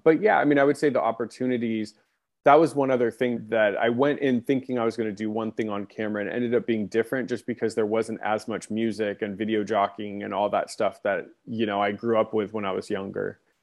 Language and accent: English; Long Beach, California, United States; now in Orange County, California, United States; I, I grew up in Long Beach, which is a, you know, a, a part of Los Angeles County.